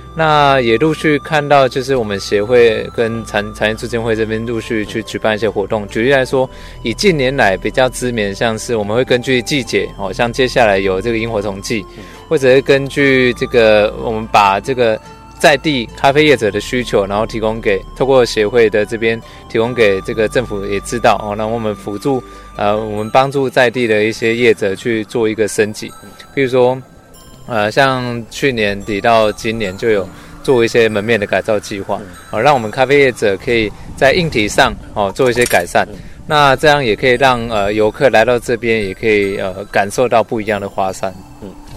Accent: Gukeng, Yunlin County, Taiwan; 我们从小在这边生活长大

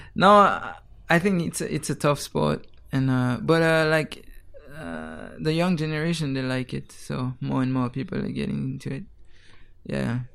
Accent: Geneva, Switzerland; moved away as an adult; now in Taiwan; I was born in Geneva, Switzerland

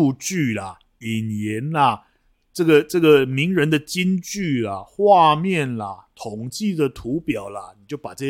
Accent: China; 我们大陆人并没有想到，大部分的人都没有想到这一点。

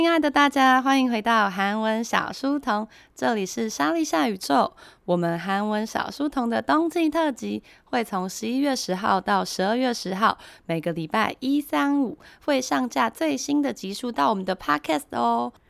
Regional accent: Taiwan; 我们台湾人

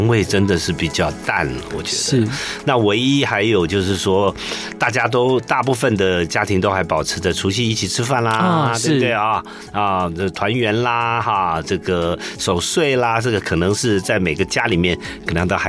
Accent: Taishan, New Taipei, Taiwan; 还叫台北县的时候，嗯，啊，有一个泰山。泰山乡，对对对，我是那边眷村长大的孩子。

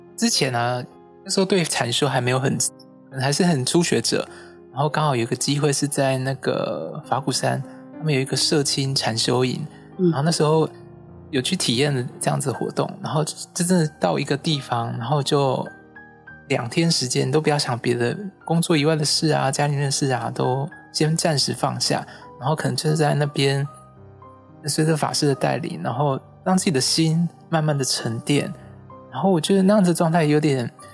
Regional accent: Kaohsiung, Taiwan; now in Taipei, Taiwan; 我的家乡是在高雄

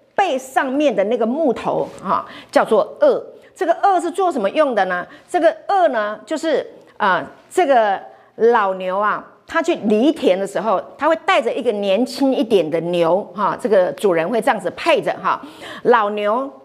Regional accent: Hualien County, Taiwan; 我是在花莲长大的

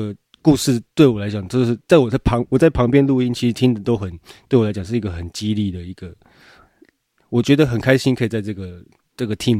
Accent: Qiaotou, Kaohsiung, Taiwan; 我在高雄的桥头，桥头出生长大的这样，

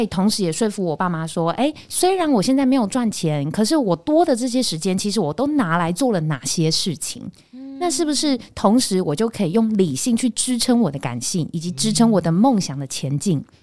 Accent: Taichung, Taiwan; moved away as an adult; now in Taipei, Taiwan; 我是台中人，哦。然后我就是到台北念书嘛

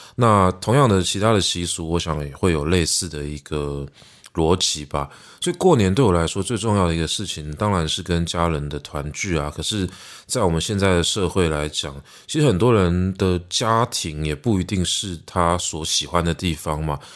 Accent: Taipei, Taiwan; 作为一个台北人，作为一个台湾人

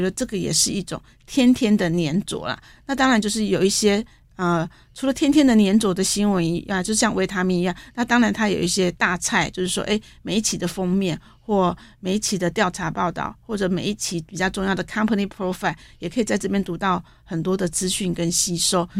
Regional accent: Taiwan; 因为我们台湾人都很喜欢快

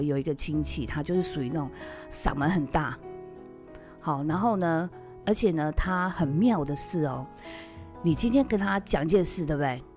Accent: Taiwan; 我们台湾人

